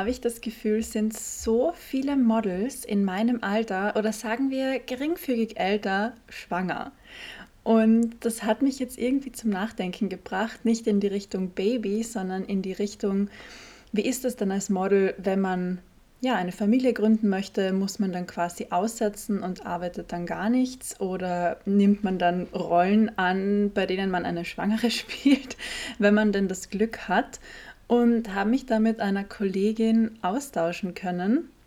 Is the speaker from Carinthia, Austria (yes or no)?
yes; Carinthia, Austria; Witzigerweise hat es sogar hier am Wörthersee stattgefunden, in Kärnten, wo ich her bin, born and raised.